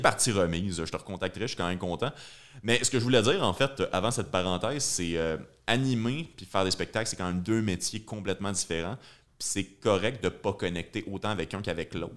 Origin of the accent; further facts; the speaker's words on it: Joliette, Quebec, Canada; je viens de Joliette